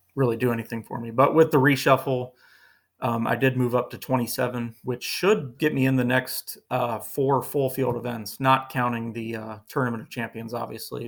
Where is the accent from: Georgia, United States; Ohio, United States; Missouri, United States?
Ohio, United States; Northeast; growing up in Northeast Ohio